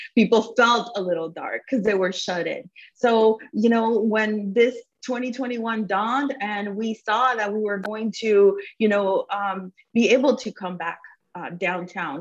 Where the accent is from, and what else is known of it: South Florida, United States; born or raised there; English is a second language; also born or lived in Cuba